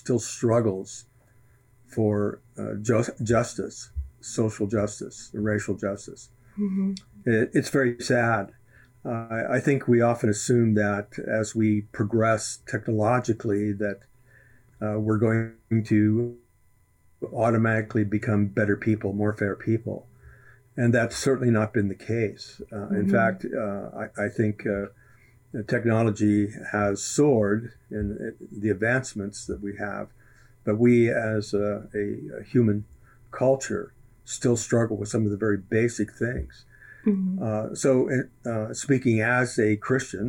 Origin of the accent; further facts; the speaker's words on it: Eastern Ohio, United States; also born or lived in Los Angeles, California; now in Northern Idaho, United States; I grew up in the country of Eastern Ohio